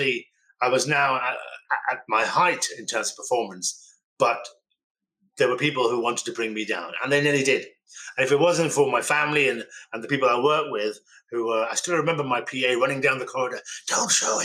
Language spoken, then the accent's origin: English; Birmingham, West Midlands, United Kingdom; I was born in Birmingham